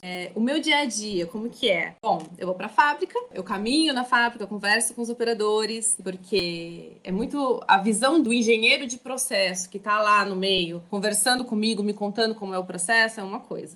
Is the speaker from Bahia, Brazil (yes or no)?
no; Mogi das Cruzes, São Paulo, Brazil; moved away as an adult; also born or lived in Barueri, Brazil / Vitória, Espírito Santo, Brazil; now in Paulínia, Brazil; Eu sou natural de Mogi das Cruzes, que fica ali na Grande Paulo, fica a 40 minutos ali de São Paulo, capital